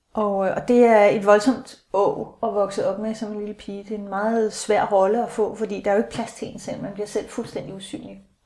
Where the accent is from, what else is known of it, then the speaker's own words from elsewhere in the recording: Aalborg, North Denmark Region, Denmark; now in Hellerup, Denmark; jeg er 49, født i 66, i Aalborg